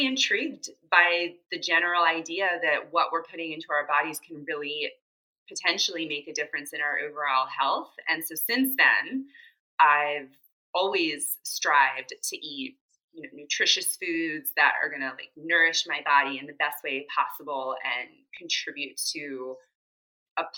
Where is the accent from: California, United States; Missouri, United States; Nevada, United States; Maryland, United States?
Maryland, United States; Rockville; now in Baltimore, United States; I'm originally from Rockville, Maryland, so not too far from Baltimore